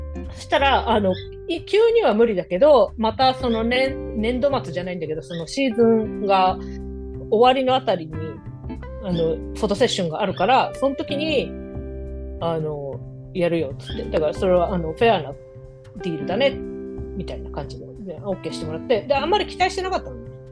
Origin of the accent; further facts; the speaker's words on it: Japan; 私が日本人ってバレてない可能性あるみたいな